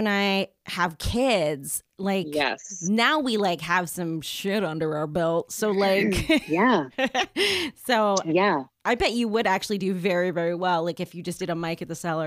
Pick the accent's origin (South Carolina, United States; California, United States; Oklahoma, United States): California, United States; San Jose; moved away; my hometown of San Jose